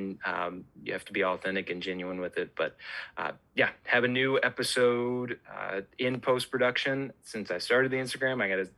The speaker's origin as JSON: {"language": "English", "region": "Missouri", "country": "United States", "tie": "born or raised there", "said": "driving from the town I grew up in Missouri."}